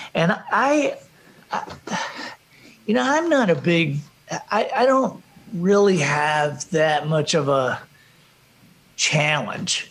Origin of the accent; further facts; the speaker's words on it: Alabama, United States; we're from Alabama